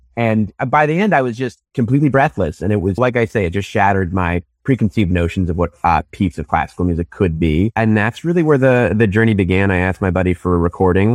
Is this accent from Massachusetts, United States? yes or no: yes; Newton, Massachusetts, United States; I grew up outside Boston, a suburb called Newton